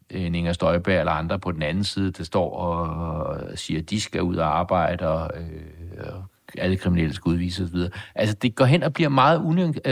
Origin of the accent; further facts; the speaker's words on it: Denmark; jeg er dansker, og jeg er stolt af at være dansker.